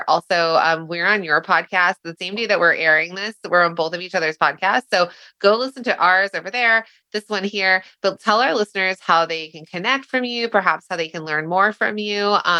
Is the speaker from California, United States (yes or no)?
yes; Southern California, United States; I grew up in Southern California, so and the language I had chosen was Spanish